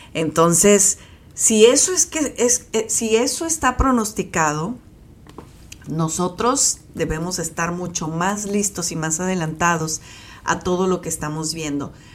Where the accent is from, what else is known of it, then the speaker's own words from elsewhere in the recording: Mexico; nosotros como mexicanos